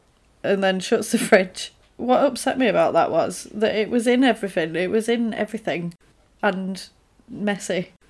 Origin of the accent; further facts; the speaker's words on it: Yorkshire and the Humber, United Kingdom; I am from Yorkshire.